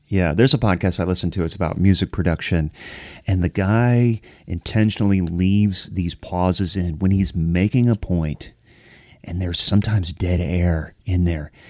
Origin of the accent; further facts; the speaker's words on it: Ohio, United States; now in Nashville, United States; I'm from Ohio